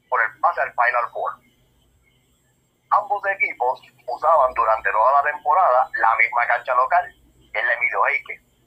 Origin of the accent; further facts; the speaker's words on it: Humacao, Puerto Rico; aquí en Humacao, aquí en yo digo, porque yo soy de Humacao.